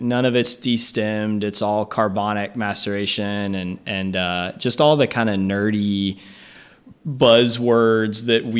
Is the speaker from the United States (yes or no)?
yes; Alabama, United States; now in Austin, United States; growing up in Alabama